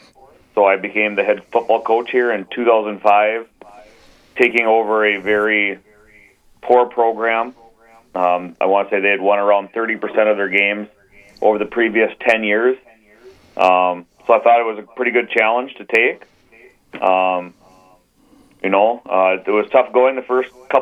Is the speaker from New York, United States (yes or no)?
no; Adams, Minnesota, United States; moved away as an adult; also born or lived in North Dakota / Le Center, Minnesota; I grew up in Adams, Minnesota